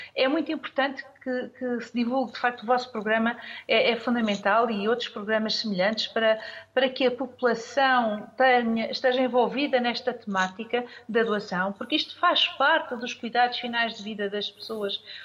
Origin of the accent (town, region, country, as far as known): Portugal